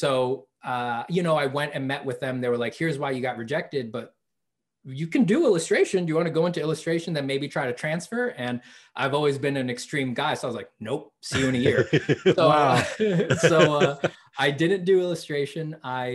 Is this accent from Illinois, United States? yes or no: no; New York, United States; moved away; I'm from New York